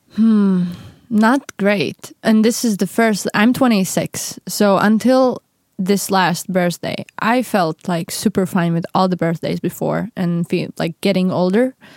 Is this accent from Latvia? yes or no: yes; Latvia; moved away as an adult; I am from Latvia. But that's the weird thing, because I haven't lived there for seven years